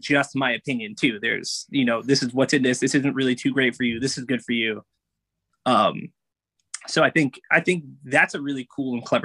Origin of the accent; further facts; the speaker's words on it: New York, United States; growing up in New York